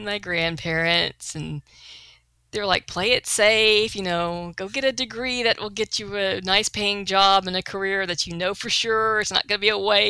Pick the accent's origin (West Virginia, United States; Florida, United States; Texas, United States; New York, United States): Texas, United States; La Porte; accent: Texas; I grew up in La Porte.